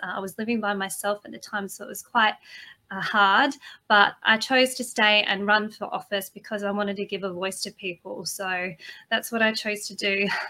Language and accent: English; Australia